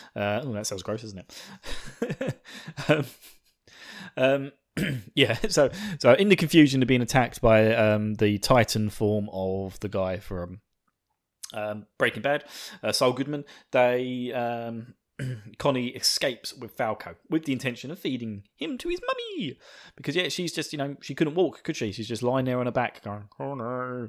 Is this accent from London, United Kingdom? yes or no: no; Essex, East of England, United Kingdom; you may recognize my slight twang to my voice because I am from, uh, the wonderful county of Essex